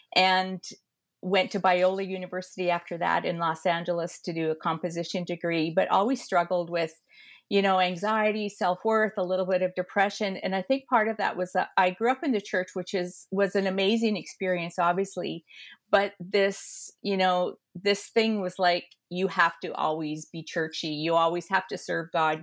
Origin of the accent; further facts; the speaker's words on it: Edmonton, Alberta, Canada; moved away as an adult; now in Toronto, Canada; I am an Alberta girl, a prairie girl, born and raised in Edmonton.